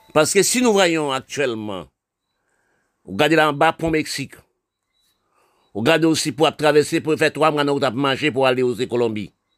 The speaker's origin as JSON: {"language": "French", "country": "Haiti", "tie": "born or raised there", "said": "mon pays là, je suis né, d'Haïti"}